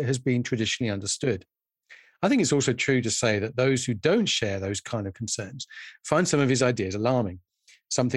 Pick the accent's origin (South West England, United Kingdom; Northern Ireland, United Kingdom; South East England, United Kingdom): South East England, United Kingdom; Isle of Wight; born or raised there